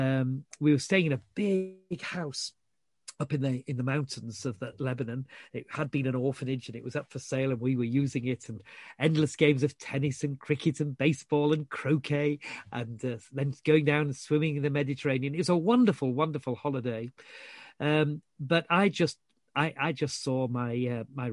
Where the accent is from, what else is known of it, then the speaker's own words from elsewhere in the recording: Yorkshire and the Humber, United Kingdom; I was brought up in Yorkshire.